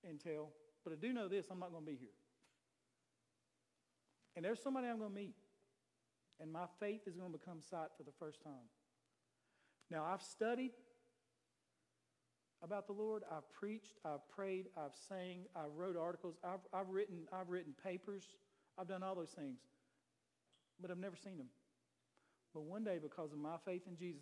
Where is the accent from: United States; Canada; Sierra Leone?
United States; Taylorsville, North Carolina; I'm from Shook Lane in Taylorsville